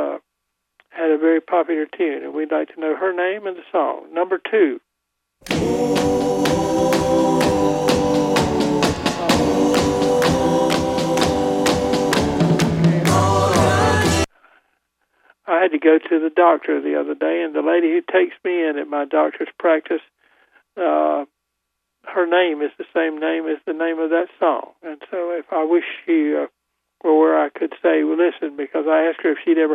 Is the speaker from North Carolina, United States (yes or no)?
yes; Goldsboro, North Carolina, United States; now in Raleigh, United States; I've just about decided to tell people I'm from Raleigh rather than from Goldsboro